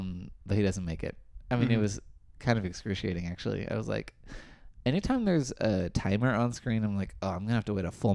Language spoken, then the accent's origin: English; Anaheim, California, United States; when I was growing up in Anaheim